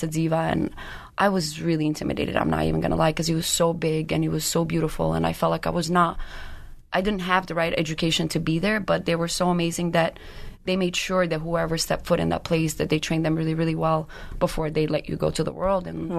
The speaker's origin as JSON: {"language": "English", "town": "Brooklyn", "region": "New York", "country": "United States", "second_language": "English", "said": "I am from Brooklyn."}